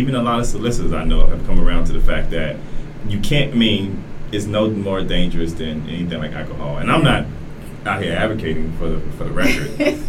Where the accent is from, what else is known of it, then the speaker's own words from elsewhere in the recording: Florida, United States; I am from Florida.